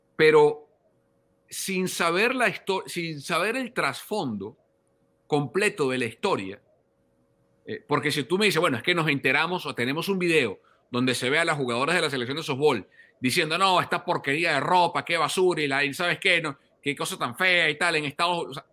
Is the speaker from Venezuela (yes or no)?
yes; Venezuela; yo como venezolano